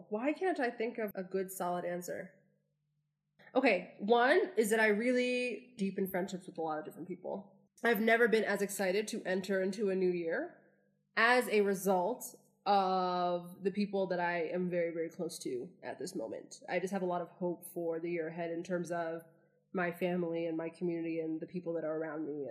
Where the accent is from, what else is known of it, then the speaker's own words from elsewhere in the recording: United States; I'm from the U.S.